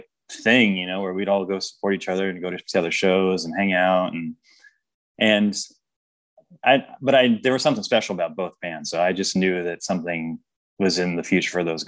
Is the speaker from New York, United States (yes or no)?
no; Sacramento, California, United States; I grew up in South Sacramento